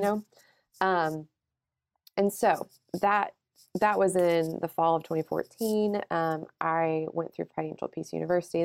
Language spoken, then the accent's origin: English; Alabama, United States; moved away as an adult; now in Houston, United States; I'm from Alabama.